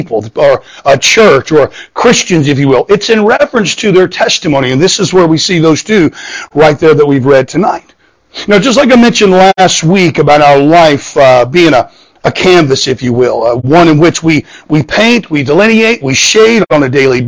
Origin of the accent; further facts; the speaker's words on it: Southwest Florida, United States; moved away; I grew up in Southwest Florida